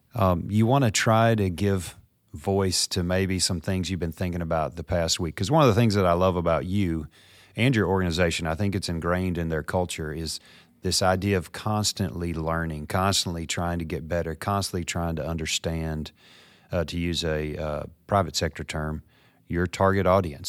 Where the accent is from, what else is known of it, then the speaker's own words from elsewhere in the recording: Memphis, Tennessee, United States; here in my hometown of Memphis, Tennessee